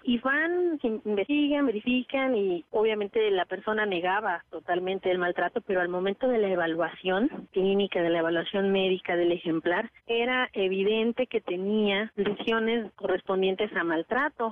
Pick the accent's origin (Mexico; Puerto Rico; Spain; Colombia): Mexico; nosotros como mexicanos